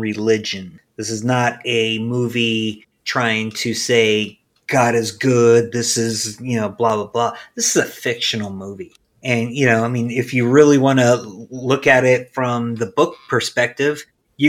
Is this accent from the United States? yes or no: yes; Midwest, United States; we grew up in the Midwest